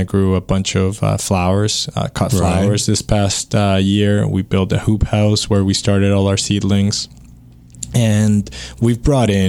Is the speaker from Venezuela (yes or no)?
yes; Venezuela; moved away as an adult; now in Canada; in 2000 when I moved to Canada from Venezuela